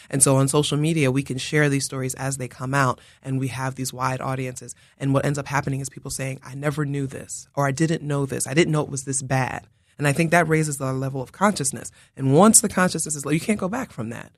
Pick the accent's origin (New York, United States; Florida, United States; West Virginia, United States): New York, United States; New York City; moved away as an adult; now in Philadelphia, United States; I'm from the Bronx